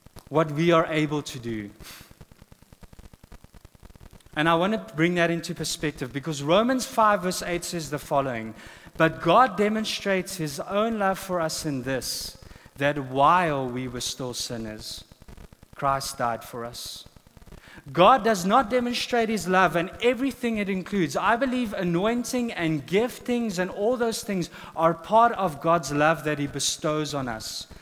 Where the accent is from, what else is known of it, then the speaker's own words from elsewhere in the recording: South Africa; first language Afrikaans; English is a second language; moved away as an adult; now in United States; we come from South Africa